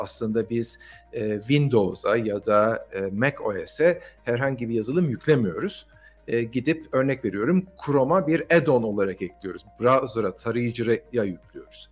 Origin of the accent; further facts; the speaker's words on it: Turkey; biz Türkler olarak